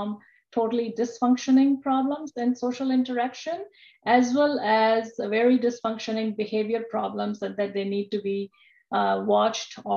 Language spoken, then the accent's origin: English; Pakistan; moved away as an adult; also born or lived in Rhode Island, United States; now in Toledo, United States; I'm from Pakistan, and my original training was in Pakistan.